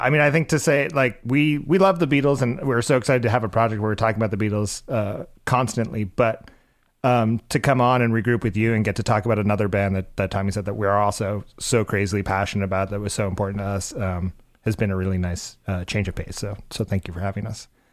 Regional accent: Cape Cod, Massachusetts, United States; We grew up on on Cape Cod, um, Massachusetts

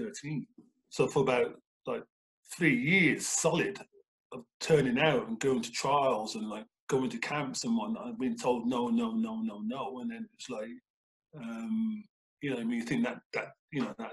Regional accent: Birmingham, West Midlands, United Kingdom; moved away as an adult; now in Canada; it being Birmingham and being my hometown club

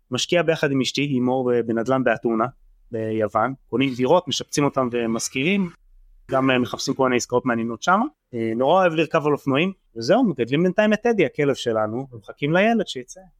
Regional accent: Mitzpe Yeriho, West Bank, Palestine; now in Tel Aviv, Israel; אז אני בן 33, אה, גר בתל אביב, גדלתי במצפה יריחו, שזאת התנחלות דתית ליד ירושלים

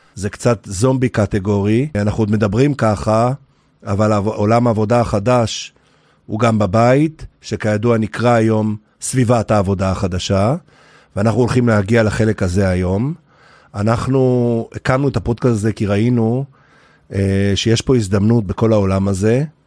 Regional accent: Haifa area, Haifa District, Israel; רחוק בערבות חיפה, אנחנו חבורת בנים במשפחה

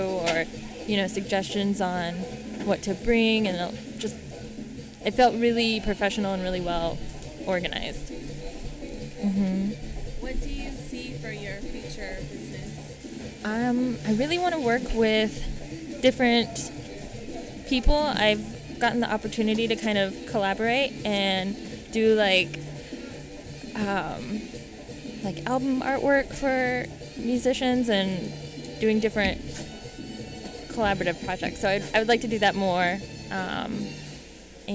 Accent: Stockton, California, United States; I'm from Stockton, California

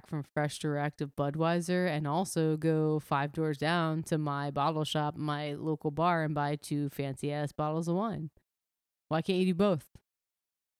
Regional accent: New Jersey, United States; Carton, my hometown brewery, 3 minutes from where I live, my parents' house, only delivering carton beer to New Jersey

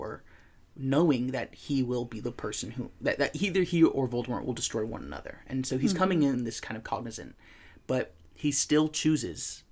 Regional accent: United States; my perspective as an American privileged person

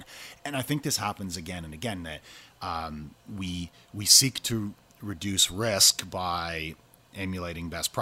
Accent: Canada; I'm from Canada

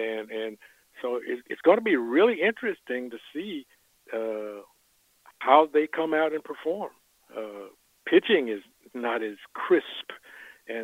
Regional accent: Fort Worth, Texas, United States; I'm from Fort Worth

